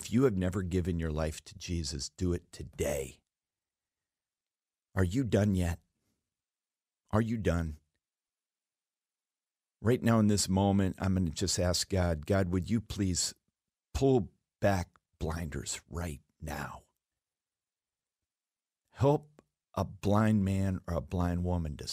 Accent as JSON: {"language": "English", "region": "Alaska", "country": "United States", "tie": "born or raised there", "said": "I was raised in Alaska"}